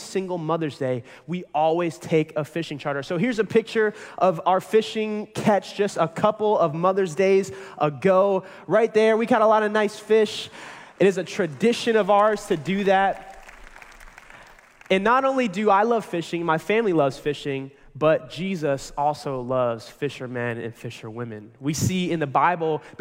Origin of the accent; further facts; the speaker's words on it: Pinellas County, Florida, United States; I was born and raised right here in Pinellas County